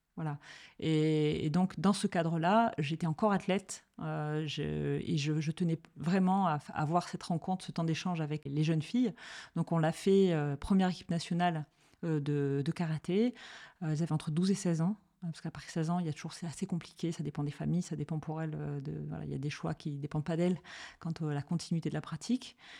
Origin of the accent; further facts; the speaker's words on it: Marseille, Provence-Alpes-Côte d'Azur, France; j'ai grandi à Marseille